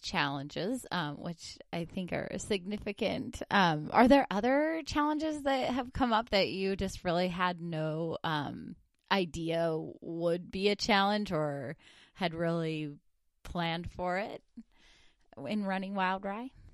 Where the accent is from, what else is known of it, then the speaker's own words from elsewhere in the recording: northern Idaho, United States; moved away; I'm from northern Idaho